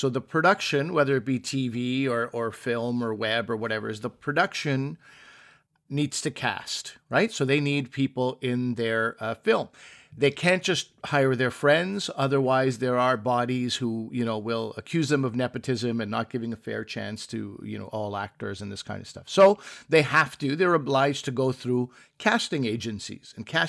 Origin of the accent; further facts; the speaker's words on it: Pakistan; I was like, oh, Pakistani. Yes, I am Pakistani.